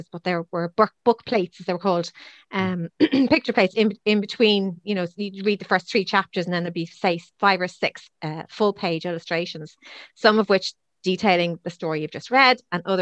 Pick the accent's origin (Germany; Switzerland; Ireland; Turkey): Ireland; Dublin, Leinster; moved away as an adult; also born or lived in Cavan / Wicklow; I was actually born in Cavan. I didn't spend long in Cavan, actually. I think my mum and dad got me out and moved me to Dublin, I think by the time I was about two or three. So my entire childhood was Dublin